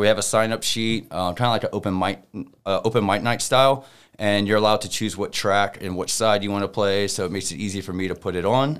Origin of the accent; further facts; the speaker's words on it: Lake Charles, Louisiana, United States; moved away as an adult; now in Las Vegas, United States; moved from Lake Charles, Louisiana, born and raised at twenty-nine years